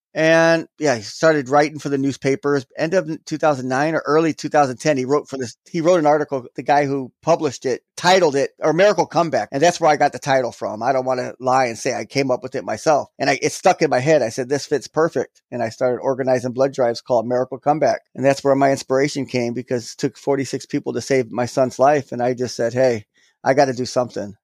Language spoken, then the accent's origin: English; Florida, United States; also born or lived in Gary, Indiana; now in Milwaukee, United States; we moved to Florida when I was, like, six or seven. I grew up there, so that's always my home